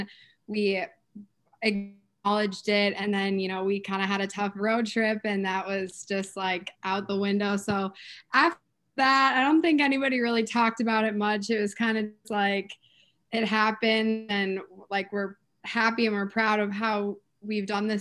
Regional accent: Minnesota, United States; moved away; I'm from Minnesota, so I grew up like a Gopher fan

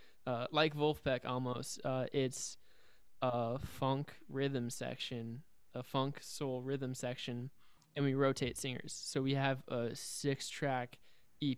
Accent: Overland Park, Kansas, United States; I'm from Overland Park, Kansas

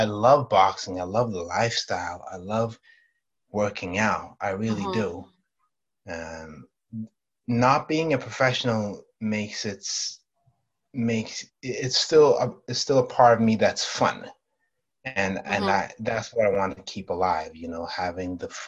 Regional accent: Stockholm, Stockholm County, Sweden; English is a second language; I was born and raised in Sweden, Stockholm, Sweden

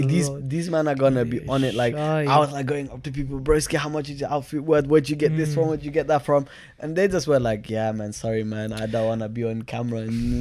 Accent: United Kingdom; I think because we know what being British is, and it's so bland, like respectfully.

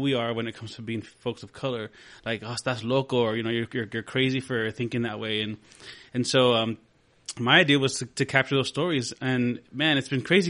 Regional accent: Del Rio, Texas, United States; I'm originally from Del Rio, Texas, from the Barrio de San Felipe.

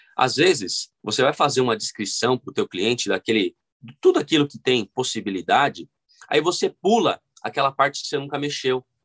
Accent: São Paulo, Brazil; eu nasci é, aqui na Zona Sul de São Paulo, cresci no Grajaú

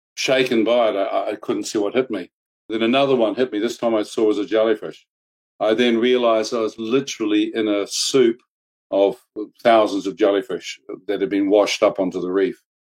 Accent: New Zealand; I was brought up and born and bred in New Zealand

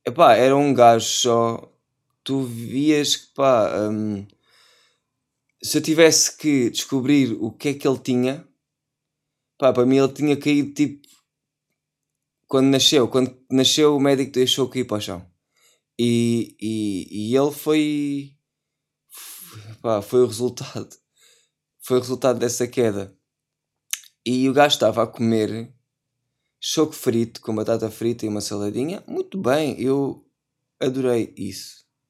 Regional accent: Setúbal, Portugal; eu sou de Setúbal. E como sou de Setúbal, trouxe a minha faquinha para amanhar o peixe

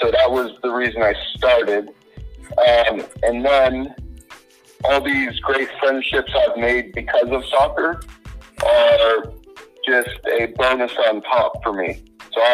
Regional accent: Orange County, California, United States; I grew up in California in Orange County

